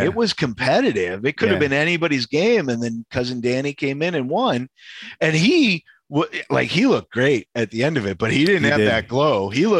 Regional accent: Chicago, Illinois, United States; moved away as an adult; I grew up Polish kid on the north side.

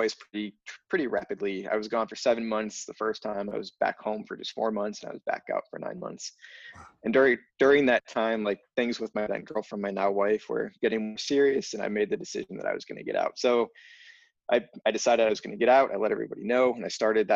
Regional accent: Northeast Ohio, United States; I grew up in Northeast Ohio

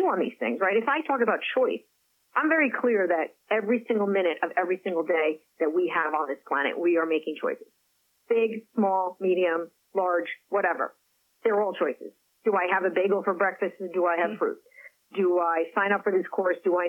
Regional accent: Paris, Île-de-France, France; first language French; English is a second language; moved away; Paris happens to be where I was born. I have an affinity. I speak the language, my first language

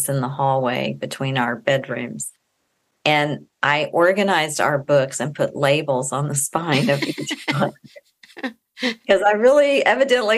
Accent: Austin, Texas, United States; I grew up in Austin, Texas. I still live there.

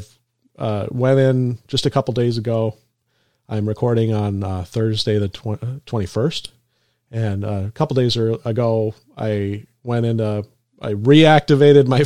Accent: Minnesota, United States; I'm from Minnesota, upper Midwest

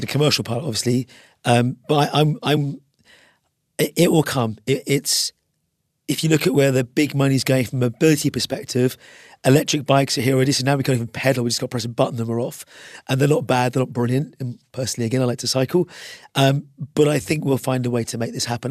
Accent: Ireland; I'm an Irishman

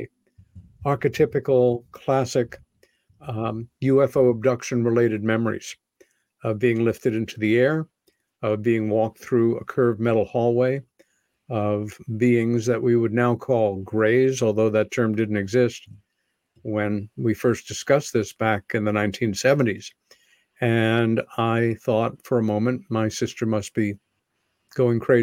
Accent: Long Island, New York, United States; When I was 14 years old, growing up on Long Island, about 30 miles east of Manhattan

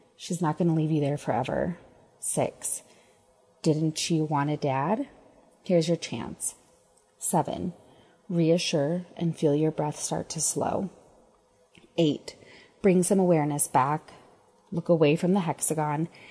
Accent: Denver, Colorado, United States; I'm from Denver. I've lived here on and off my entire life

